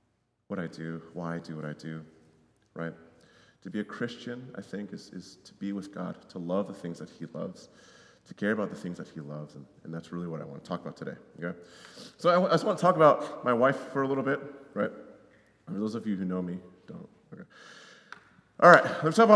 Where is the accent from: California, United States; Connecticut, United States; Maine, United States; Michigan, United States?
Connecticut, United States; moved away; I grew up in Connecticut